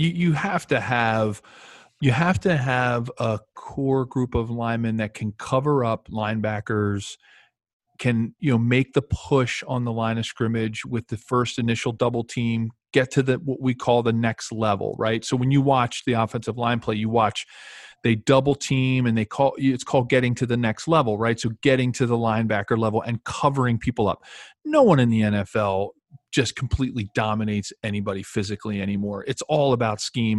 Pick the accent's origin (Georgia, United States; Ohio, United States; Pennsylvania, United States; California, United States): Pennsylvania, United States; Philadelphia; moved away; it's my hometown team where, where I grew up